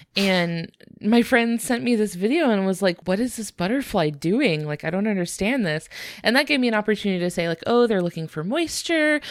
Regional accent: United States; I, as well as a lot of our listeners, are from the United States

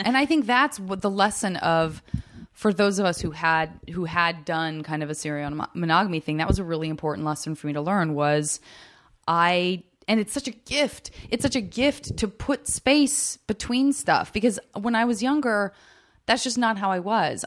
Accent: Arizona, United States; I am from Arizona

